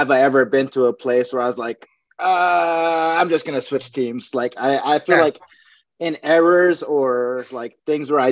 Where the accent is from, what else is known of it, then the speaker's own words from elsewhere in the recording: Hawaii, United States; moved away as an adult; now in Las Vegas, United States; Growing up in Hawaii